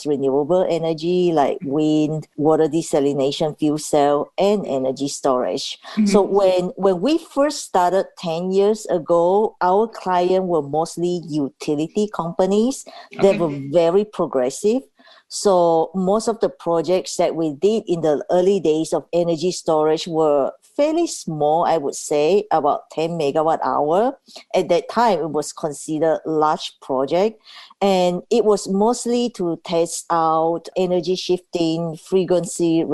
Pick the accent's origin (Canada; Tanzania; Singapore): Tanzania; now in Seattle, United States; when I was growing up in Tanzania